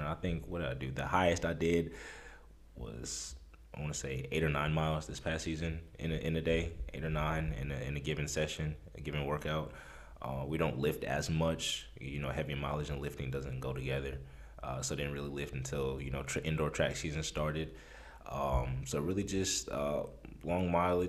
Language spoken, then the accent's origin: English; Omaha, Nebraska, United States; moved away; I'm originally from Omaha, Nebraska, of all places.